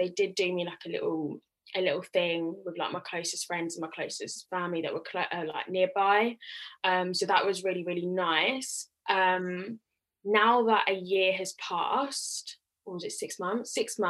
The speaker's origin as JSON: {"language": "English", "country": "Nigeria", "said": "I'm a Nigerian girl, and you know, university is like a big deal."}